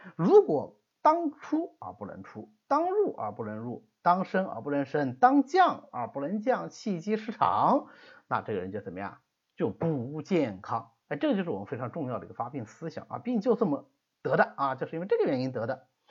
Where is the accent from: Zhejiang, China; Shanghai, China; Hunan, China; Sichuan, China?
Zhejiang, China; Hangzhou; 所以我们杭州这地方吃辣的就比较少